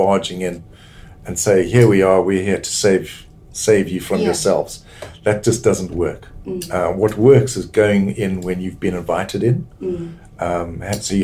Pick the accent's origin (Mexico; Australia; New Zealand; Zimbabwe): Zimbabwe; now in United Kingdom; I'm from Zimbabwe